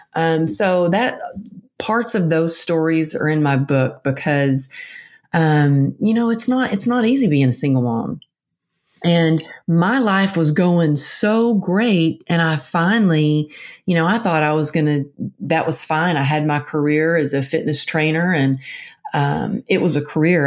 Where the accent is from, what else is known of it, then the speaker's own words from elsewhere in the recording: Texas, United States; now in California, United States; I'm from Texas, but I'm living out in California.